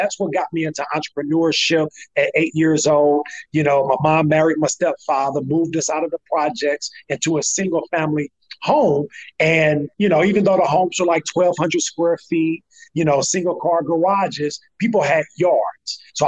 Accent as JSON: {"language": "English", "town": "St. Louis", "region": "Missouri", "country": "United States", "tie": "born there", "said": "You know, I was born in St. Louis, Missouri."}